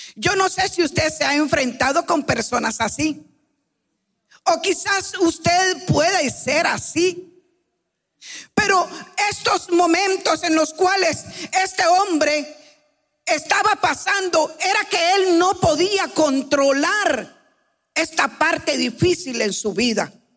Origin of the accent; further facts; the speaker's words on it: Guatemala; venimos de Guatemala